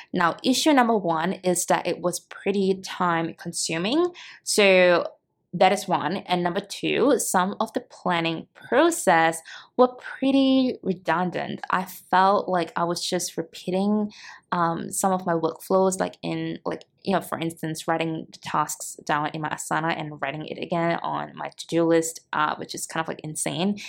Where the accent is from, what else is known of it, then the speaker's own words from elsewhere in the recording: Singapore; moved away as an adult; now in Cebu, Philippines; I'm originally from Singapore